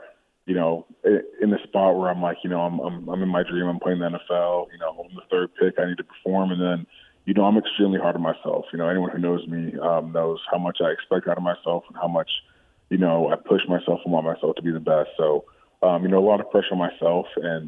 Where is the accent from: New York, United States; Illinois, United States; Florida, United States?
Illinois, United States; Chicago; born there; also born or lived in Australia / Connecticut / Texas; Yeah, so I was born in Chicago. Lived there for a couple of years, and my family, my dad's job, he worked for Procter & Gamble, moved us to Australia for about 5 years. And after that, we were in Connecticut for 3, and then after Connecticut, we moved to Texas